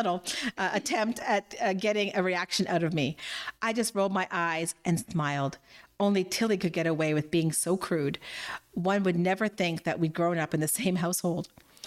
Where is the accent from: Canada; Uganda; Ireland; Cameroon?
Canada; there's a more romantic culture there than I've experienced being a Canadian.